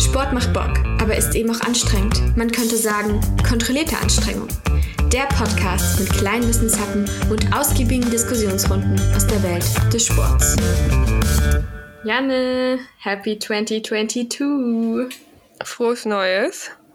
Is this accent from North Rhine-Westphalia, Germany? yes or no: no; Werra-Meißner-Kreis, Hesse, Germany; ich komme aus dem Werra-Meißner-Kreis